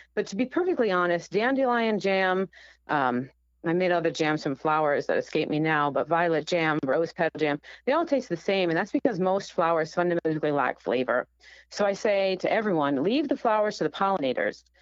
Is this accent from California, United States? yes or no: no; Rhode Island, United States; my home state of Rhode Island